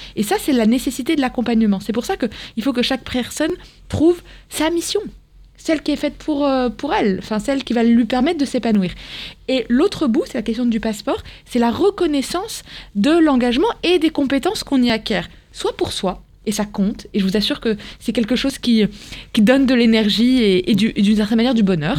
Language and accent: French; Morocco; now in France; moi j'ai grandi au Maroc